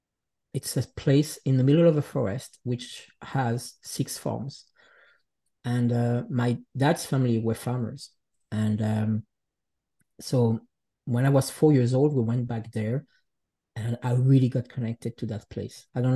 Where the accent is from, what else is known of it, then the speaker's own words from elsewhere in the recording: Geneva, Switzerland; born there; English is a second language; I grew up in many different places, but I was born in Geneva, in Switzerland, from parents that comes from the Jura Mountains of Switzerland.